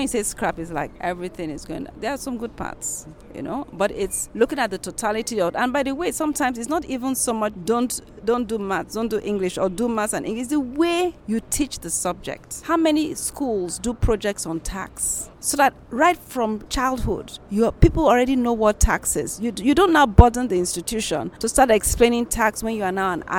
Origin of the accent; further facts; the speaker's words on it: Lagos, Nigeria; also born or lived in Benin City; Now, I'm from Benin, for example, but I grew up all my life in Lagos. I went to school in Lagos.